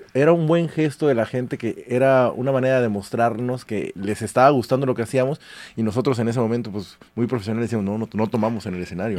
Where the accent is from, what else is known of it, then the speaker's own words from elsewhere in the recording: Córdoba, Veracruz, Mexico; moved away; desde Córdoba, que es de donde yo soy